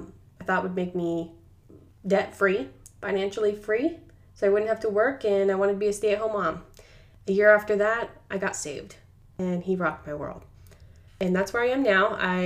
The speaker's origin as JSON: {"language": "English", "region": "Arizona", "country": "United States", "said": "I am from Arizona."}